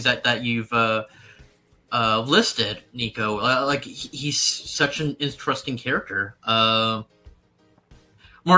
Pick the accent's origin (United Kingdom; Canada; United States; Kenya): Canada; I'm Canadian